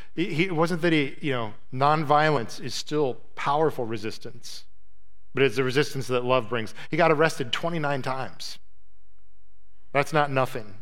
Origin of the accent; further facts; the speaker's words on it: United States; as an American